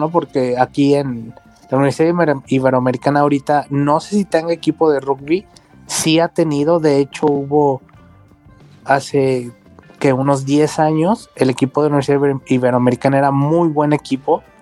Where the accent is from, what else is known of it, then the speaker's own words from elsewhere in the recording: Guanajuato, Mexico; now in Guadalajara, Mexico; Yo soy de Guanajuato, yo vivo aquí.